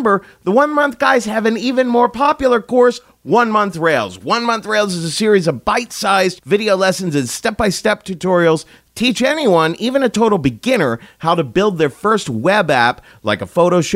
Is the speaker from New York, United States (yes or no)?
yes; New York, United States; as a New Yorker